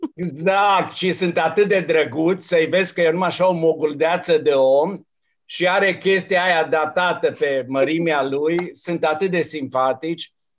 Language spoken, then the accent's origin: Romanian; Romania; m-am trezit eu aici singurul român